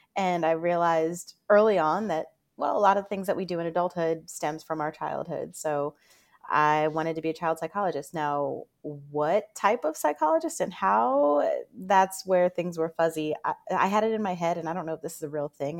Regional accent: Northern Virginia, United States; I'm from Northern Virginia, and being right outside of D C

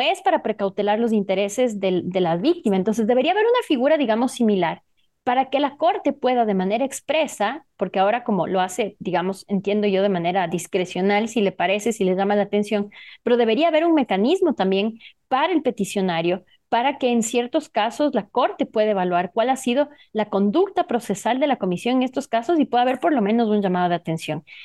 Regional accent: Ecuador; aquí en mi país, Ecuador

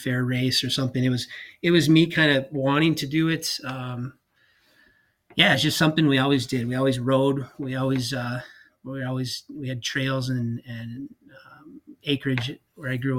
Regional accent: Cross Lake, Minnesota, United States; I grew up right in Cross Lake, Minnesota. So it's central Minnesota

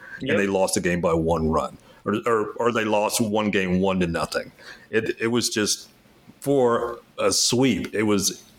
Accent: Houston, Texas, United States; moved away as an adult; now in Maryland, United States; I grew up in Houston, moved to Maryland when I was in my mid-30s.

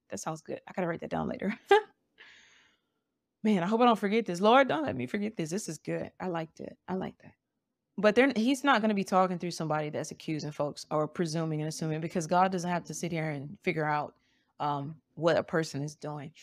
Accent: Montgomery, Alabama, United States; I'm from Montgomery, Alabama

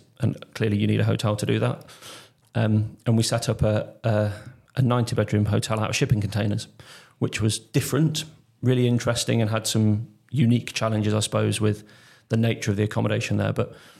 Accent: Warwick, West Midlands, United Kingdom; also born or lived in Leamington; I grew up in Warwick and Leamington, in sort of a stone's throw from Warwick Castle

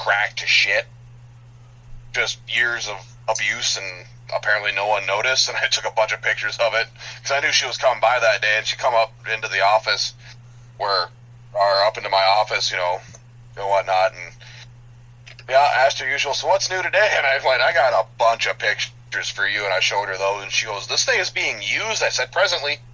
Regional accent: Upper Peninsula of Michigan, United States; I'm hailing from Upper Peninsula of Michigan

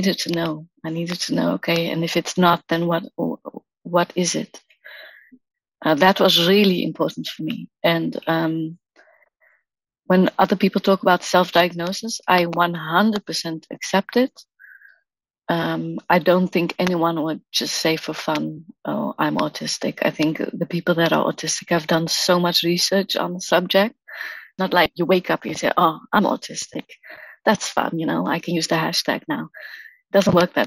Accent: South Africa; now in Amsterdam, Netherlands; I live in the Netherlands in Amsterdam. I'm originally from South Africa. I was born there

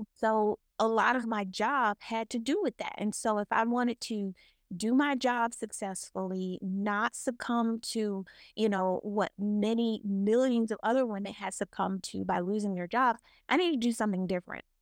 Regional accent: the South, United States; growing up in the South

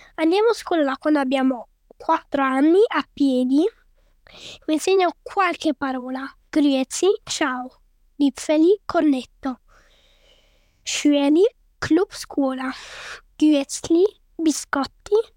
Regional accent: Zurich, Switzerland; Io sono nato qui in Svizzera e quindi ho otto anni

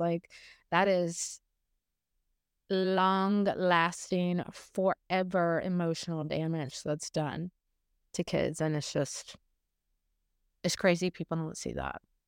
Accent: Morgan City, Louisiana, United States; I grew up in a really small town about, um, I don't know, forty-five miles south, uh, west of New Orleans in a very bayou country, um, Morgan City is what it's called

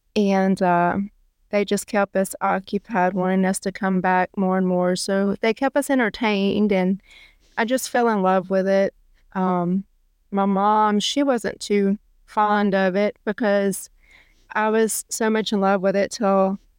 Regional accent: Natchitoches, Louisiana, United States; I was born in Shreveport, and I was raised in Natchitoches.

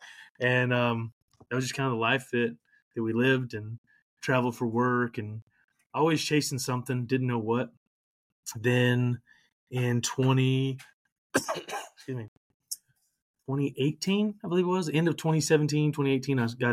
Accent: Louisiana, United States; now in Florida, United States; I'm originally from Louisiana

